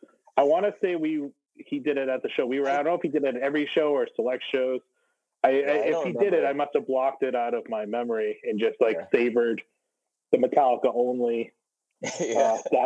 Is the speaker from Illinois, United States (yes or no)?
no; New Hampshire, United States; I grew up in New Hampshire